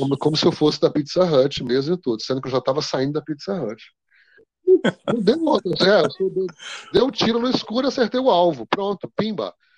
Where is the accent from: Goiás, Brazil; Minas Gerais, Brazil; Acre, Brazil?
Goiás, Brazil; Rio Verde; also born or lived in Montividiu, Goiás / Goiânia / Boston, United States; eu nasci em Rio Verde, Goiás, mas morei na fazenda, uma fazenda no interior, de, bem fora de Rio Verde, né, próximo a Rio Verde, no município.